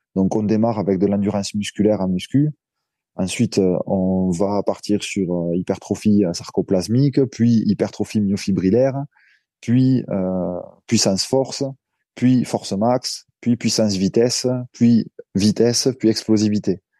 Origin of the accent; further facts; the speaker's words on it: Narbonne, Occitania, France; also born or lived in Bordeaux / Montpellier; d'où je viens, c'est-à-dire le, le, sud de la France, du côté de Narbonne